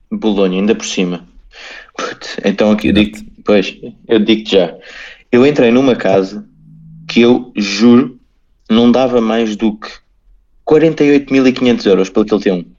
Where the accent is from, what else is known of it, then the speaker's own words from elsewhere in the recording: Portugal; eu sou português